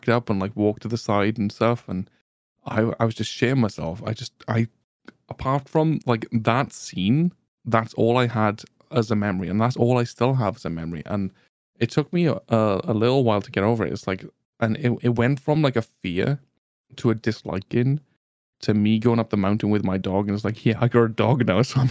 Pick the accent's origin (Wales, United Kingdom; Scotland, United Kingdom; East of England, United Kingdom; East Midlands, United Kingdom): Wales, United Kingdom; Welsh; as a Welshman